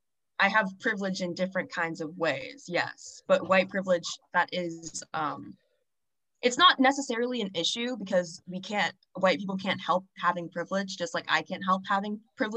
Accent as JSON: {"language": "English", "region": "Texas", "country": "United States", "first_language": "English", "said": "I'm American and I'm an English speaker. That's my first language."}